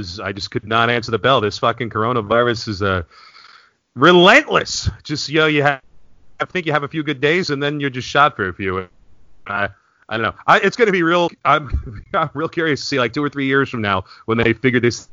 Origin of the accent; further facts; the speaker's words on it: New York area, United States; when I was growing up in the 80s, all the New York City garbage went to Staten Island